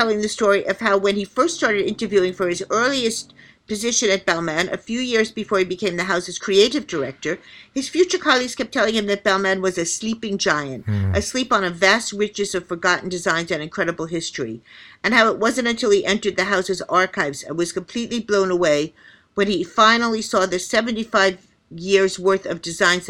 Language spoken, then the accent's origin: English; United States; I'm another American